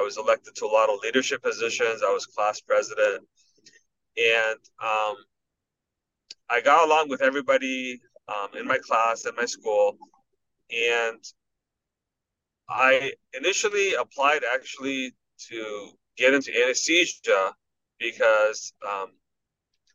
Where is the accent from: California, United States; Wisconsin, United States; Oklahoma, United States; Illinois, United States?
California, United States; Los Angeles; moved away as an adult; also born or lived in Iran; now in Michigan, United States; my family immigrated to America in 1980, and I grew up in Los Angeles